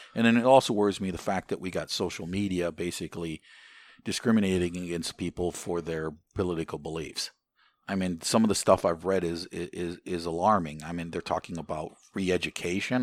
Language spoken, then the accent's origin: English; United States; as an American